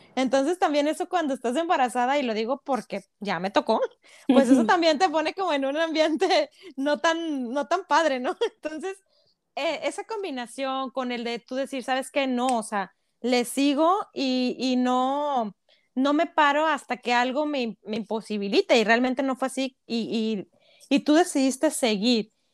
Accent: Monterrey, Nuevo León, Mexico; Somos regias, 100% regias.

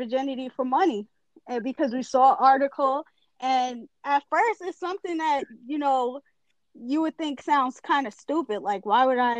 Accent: New York, United States; also born or lived in Long Island; we're both from New York

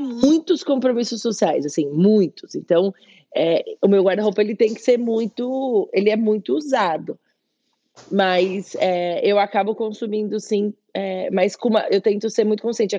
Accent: São Paulo, Brazil; moved away as an adult; also born or lived in Spain; Eu nasci na Vila Prudente, em São Paulo, mas eu cresci no Bom Retiro

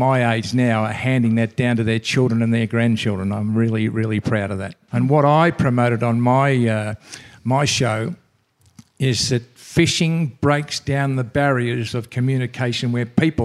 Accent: Victoria, Australia; Here in Victoria, which is my home state

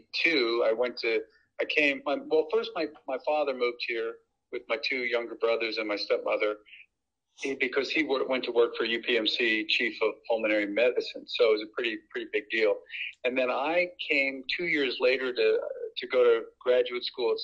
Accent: Philadelphia, Pennsylvania, United States; now in Pittsburgh, United States; I was born in Philadelphia, so I am only an honorary Yinzer

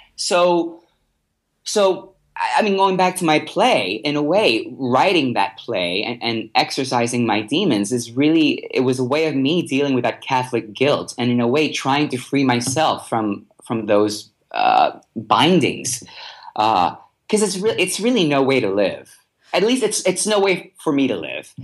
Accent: Puerto Rico; I'm from Puerto Rico

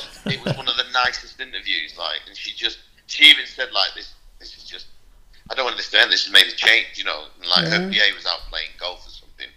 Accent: Manchester, North West England, United Kingdom; I'm from Manchester, 30 miles down the road

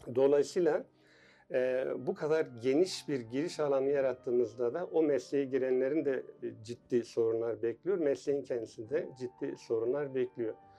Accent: Tunceli Province, Turkey; also born or lived in Ümraniye, Istanbul; now in Istanbul, Turkey; 1965 Tunceli doğumluyum.

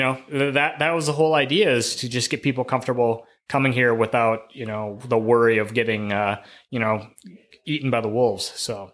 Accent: River Falls, Wisconsin, United States; also born or lived in Eau Claire, Wisconsin / Montana; I grew up in River Falls, Wisconsin

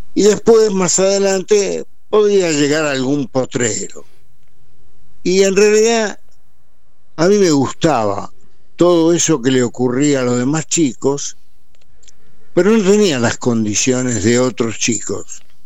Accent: Buenos Aires, Argentina; also born or lived in Montevideo, Uruguay; Yo nací en Montevideo y a los tres años me vine, para, me trajeron para Buenos Aires y yo, estando en Buenos Aires, adquirí la cultura de la porteñidad

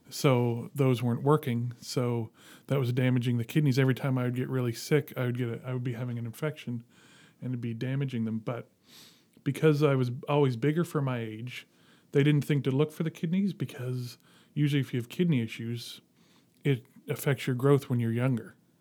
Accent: Dartmouth, Nova Scotia, Canada; Grew up in Dartmouth. Yeah. Went to Dartmouth High

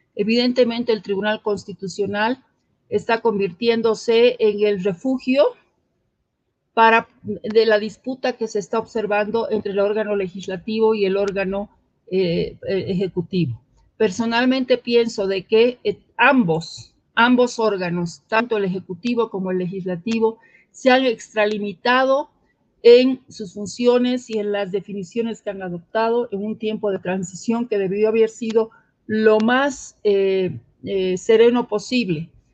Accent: Cochabamba, Bolivia; quienes somos de Cochabamba

